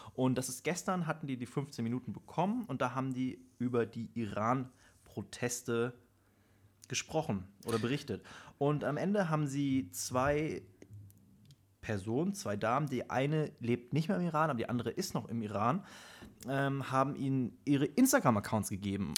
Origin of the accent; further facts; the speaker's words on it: Germany; bei uns in Deutschland